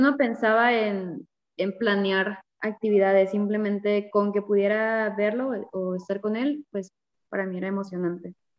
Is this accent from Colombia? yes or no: no; Veracruz, Mexico; moved away as an adult; now in Chihuahua, Mexico; soy de Veracruz, del puerto de Veracruz. Actualmente vivo en Chihuahua, tengo tres años y medio viviendo acá